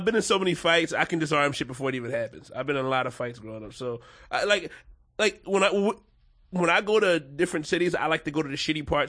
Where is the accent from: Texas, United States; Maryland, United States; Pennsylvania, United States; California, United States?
Pennsylvania, United States; Philadelphia; I'm from Philly. I'm from South Philly specifically.